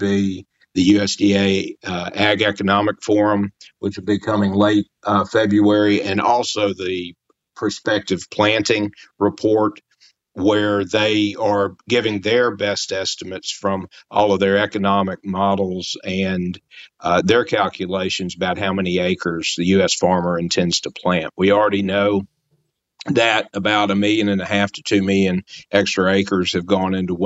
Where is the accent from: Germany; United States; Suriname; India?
United States; Memphis, Tennessee; moved away; I grew up in Memphis